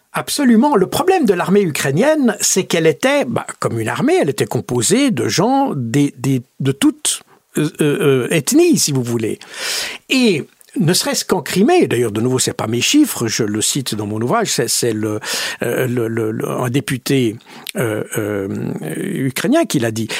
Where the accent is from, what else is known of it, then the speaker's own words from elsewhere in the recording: Switzerland; je suis suisse, mais avec euh, une bonne partie de ma famille qui est française